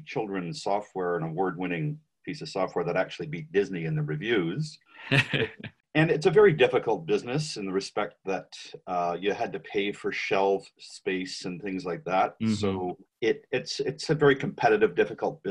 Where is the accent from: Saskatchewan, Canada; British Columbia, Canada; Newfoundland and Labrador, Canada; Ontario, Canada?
British Columbia, Canada; Vancouver; also born or lived in Montreal; That's where I was from Vancouver